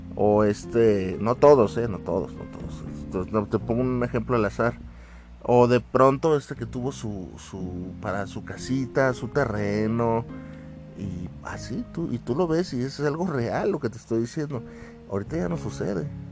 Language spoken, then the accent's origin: Spanish; Mexico; yo soy de aquí de México